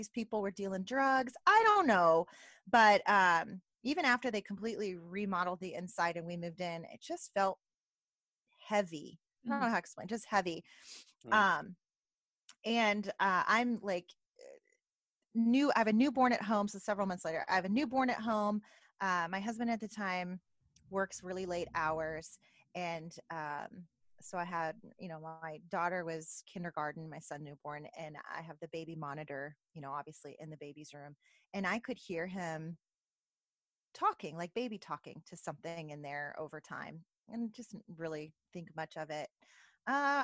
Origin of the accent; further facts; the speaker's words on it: Northern California, United States; I'm from California, and my parents had some property, different homes in my hometown. And I'm from Northern California